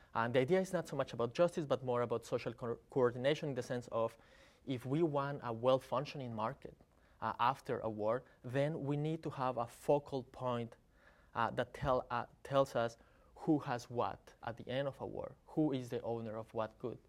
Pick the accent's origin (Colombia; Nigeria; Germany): Colombia; I'm from Colombia